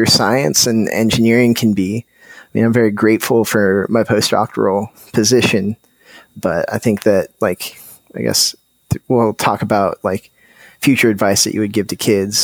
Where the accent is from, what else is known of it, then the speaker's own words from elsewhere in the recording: Colorado, United States; growing up in Colorado